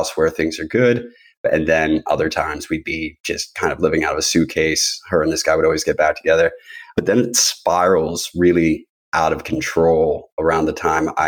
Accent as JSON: {"language": "English", "region": "New Jersey", "country": "United States", "tie": "born or raised there", "said": "I was born in New Jersey"}